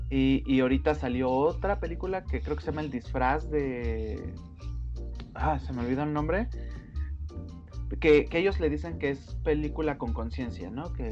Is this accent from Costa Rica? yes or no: no; Mexico